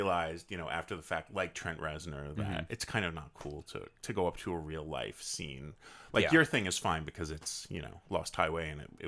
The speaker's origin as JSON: {"language": "English", "town": "Leonardo", "region": "New Jersey", "country": "United States", "tie": "born or raised there", "moved": "yes", "said": "my hometown of Leonardo, New Jersey"}